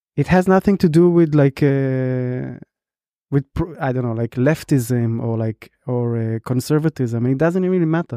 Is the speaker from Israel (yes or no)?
yes; Israel; now in Berlin, Germany; I used to like identify as an Israeli